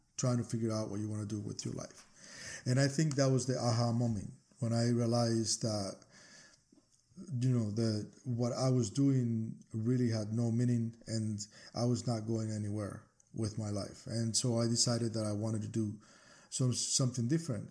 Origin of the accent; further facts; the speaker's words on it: Cuba; moved away as an adult; now in United States; I'm actually originally from Cuba